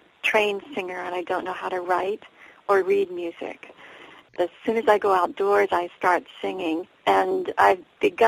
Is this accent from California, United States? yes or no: no; Rancocas, New Jersey, United States; moved away as an adult; also born or lived in Maine; now in Portland, United States; I grew up in New Jersey, and it was predominantly a Quaker village called Rancocas